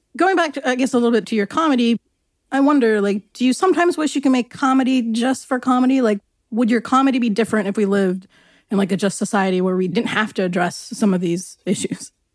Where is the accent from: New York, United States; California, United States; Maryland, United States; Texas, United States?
California, United States; Long Beach; I grew up in Long Beach and I spent a lot of time in Torrance